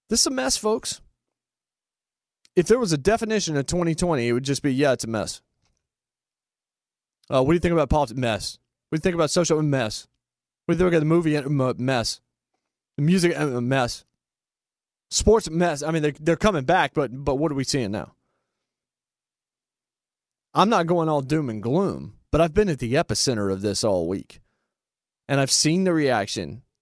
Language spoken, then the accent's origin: English; Winston-Salem, North Carolina, United States; born or raised there